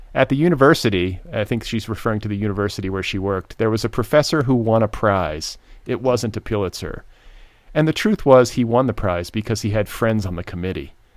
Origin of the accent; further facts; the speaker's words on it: Midwest, United States; also born or lived in Indiana; I grew up in the Midwest, but spent part of my childhood in Indiana